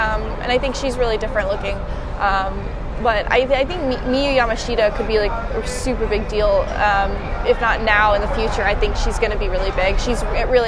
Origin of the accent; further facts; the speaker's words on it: United States; as an American